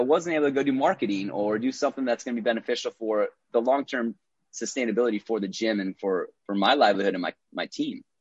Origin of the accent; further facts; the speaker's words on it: Minnesota, United States; moved away as an adult; also born or lived in Iowa; now in Los Angeles, United States; born and raised in Minnesota